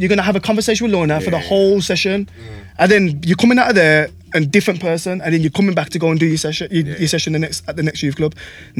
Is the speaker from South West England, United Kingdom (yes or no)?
no; Wolverhampton, West Midlands, United Kingdom; I'm from Park Village, I grew up on Park Village.